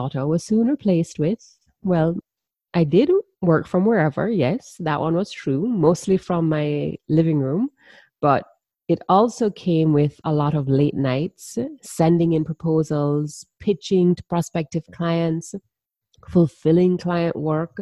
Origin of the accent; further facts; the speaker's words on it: Jamaica; I'm from the Caribbean, and if you didn't already pick up the accent, I'm a proud Jamaican woman.